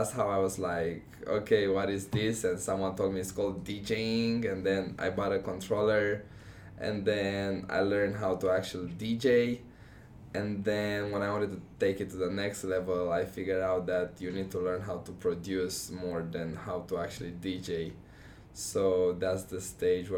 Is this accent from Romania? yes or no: yes; Romania; first language Romanian; English is a second language; also born or lived in Texas; now in Omaha, United States; I came here knowing just Romanian.